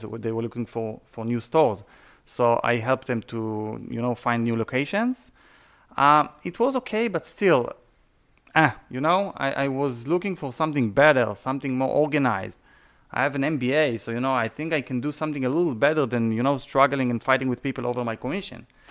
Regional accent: Israel; English is a second language; moved away as an adult; also born or lived in Canada; now in South Florida, United States; I was born and raised in Israel

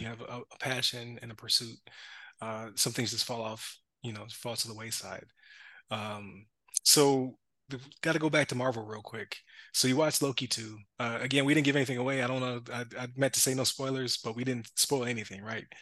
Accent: Buffalo, New York, United States; we're from Buffalo

